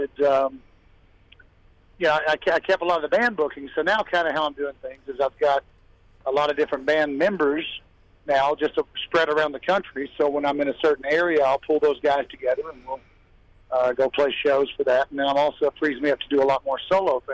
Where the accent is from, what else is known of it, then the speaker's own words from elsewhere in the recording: Nashville, Tennessee, United States; Nashville, my hometown